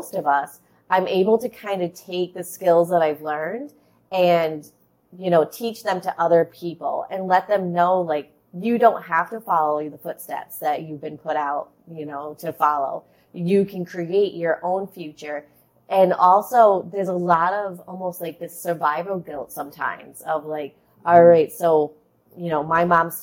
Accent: Rhode Island, United States; accent: Boston; So I grew up in Rhode Island, and that's where I'm really close to Boston. So that's where you get the Boston accent from.

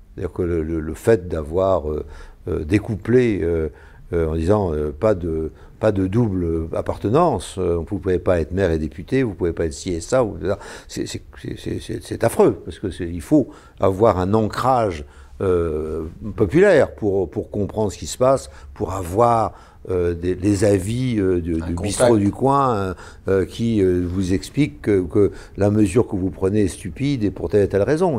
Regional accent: Brittany, France; en tant que breton, industriel

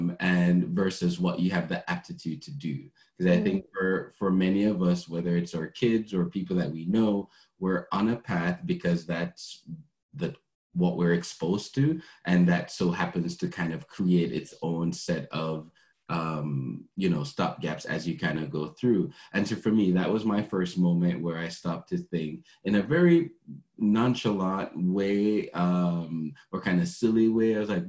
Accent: Jamaica; now in Canada; So I moved from Jamaica to be here in Canada to pursue culinary arts.

